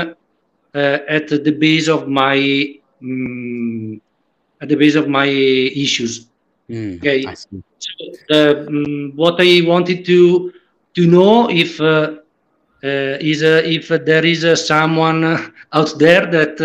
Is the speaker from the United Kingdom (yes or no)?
no; Italy; English is a second language; I am from Italy